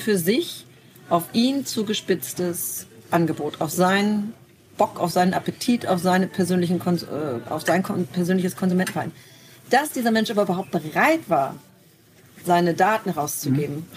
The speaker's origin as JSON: {"language": "German", "region": "Bremen", "country": "Germany", "tie": "born or raised there", "said": "Nun bin ich in Fegesack aufgewachsen. Das ist ein, ein Ortsteil von Bremen"}